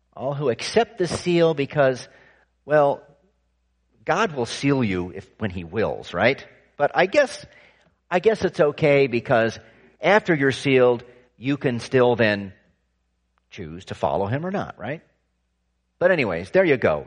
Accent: California, United States; I was growing up in California

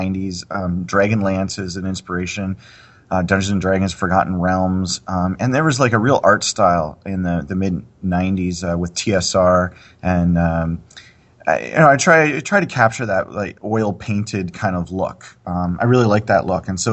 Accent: Canada; I'm from Canada

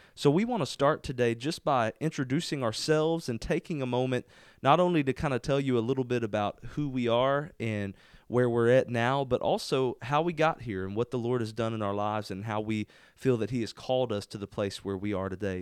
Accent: Spurger, Texas, United States; I love being here in, in Spurger, my hometown. This is where I'm from.

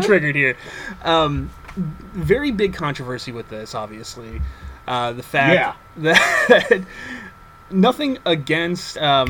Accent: Midwest, United States; I grew up with my dad and my stepmom, all. Very, very white, like, lived out in the middle of the country, in the Midwest, and grew up in a very white society.

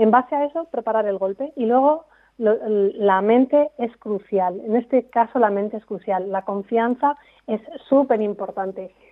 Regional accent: Castile and León, Spain; accent: Segovian; así hablando con gente de península ya es más difícil, me sale mi acento de verdad.

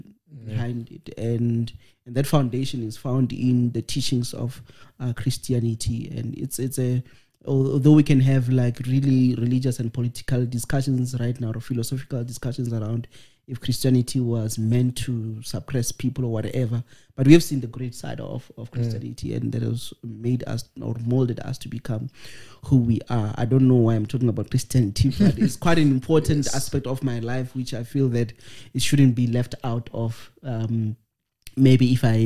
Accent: Pretoria, Gauteng, South Africa; also born or lived in Ramatlala, Limpopo; I did my primary schooling from grade 4 all the way until I finished my matric, and I did also my varsity in Soshanguve. So I'm a social boy. So I'm from Pitori. So I speak the lingo

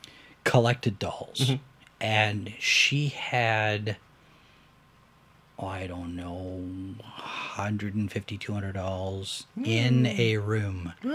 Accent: Irving, Texas, United States; my hometown, Irving, Texas.

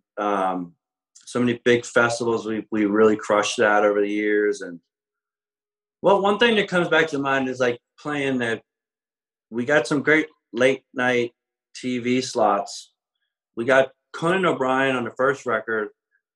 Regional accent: Philadelphia, Pennsylvania, United States; also born or lived in Boston; growing up in Philadelphia in the 80s and living downtown

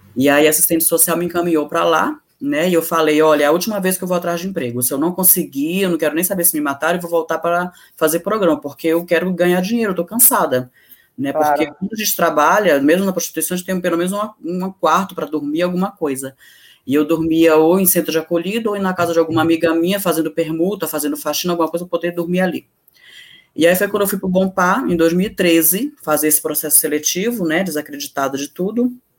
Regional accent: Manaus, Amazonas, Brazil; also born or lived in Brasília; now in São Paulo, Brazil; Eu vim de Manaus para cá, como eu falei, eu sou de Brasília, muito cedo eu perdi a mãe, fui para Manaus e de Manaus eu com 14 anos eu fui convidada a me retirar da minha casa

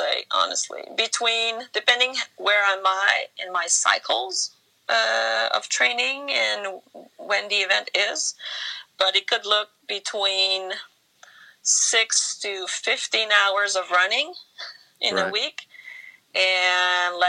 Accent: Canada; I'm Canadian. There's cold in winter here, too.

